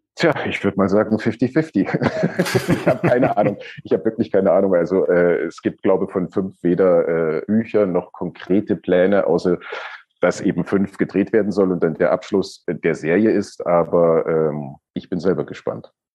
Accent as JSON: {"language": "German", "country": "Germany", "tie": "born or raised there", "said": "ich bin ja im, in der DDR aufgewachsen."}